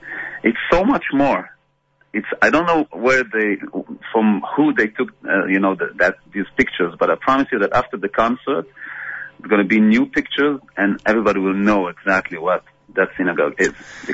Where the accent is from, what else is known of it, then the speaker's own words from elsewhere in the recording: Belgium; moved away; I grew up in Belgium.